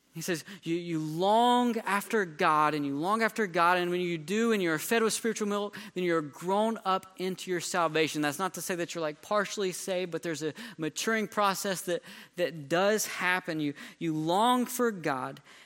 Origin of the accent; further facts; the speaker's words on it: North Carolina, United States; now in Texas, United States; I grew up in North Carolina